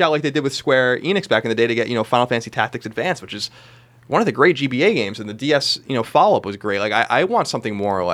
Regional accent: Long Island, New York, United States; where I grew up on Long Island

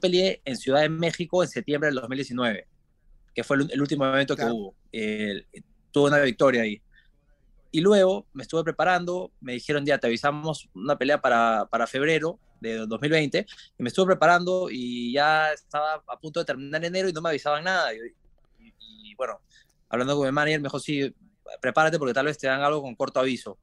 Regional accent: Lima, Peru; moved away as an adult; now in Sanford, United States; crecí nací en Lima, nací en Lima y me crié en Lima. Es la capital de Perú

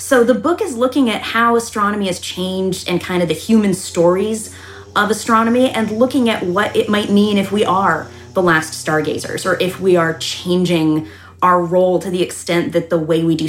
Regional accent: Taunton, Massachusetts, United States; Taunton, Massachusetts, so about an hour south of Boston.

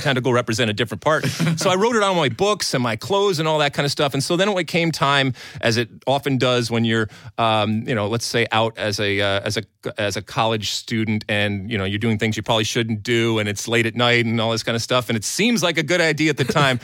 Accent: Greece; moved away; growing up in Greece

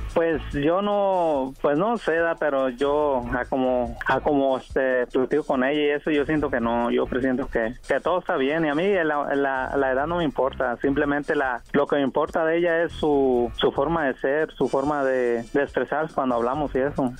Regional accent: Sinaloa, Mexico; yo soy de, de Sinaloa

